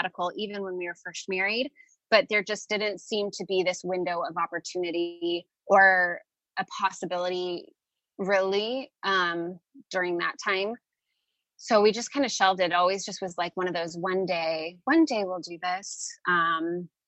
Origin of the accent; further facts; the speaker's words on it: San Francisco, California, United States; moved away as an adult; now in Phoenix, United States; we're originally from the Bay Area of San Francisco, California